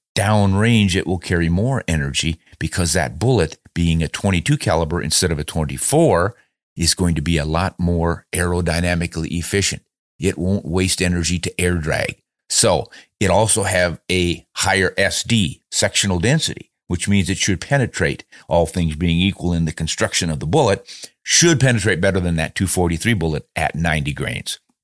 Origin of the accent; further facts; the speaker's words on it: United States; being an American